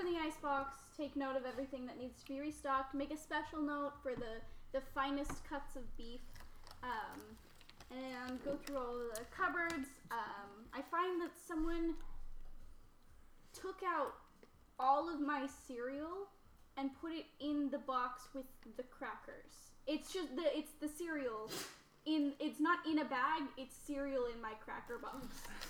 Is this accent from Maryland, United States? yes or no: no; Utah, United States; born there; and I was born in Utah.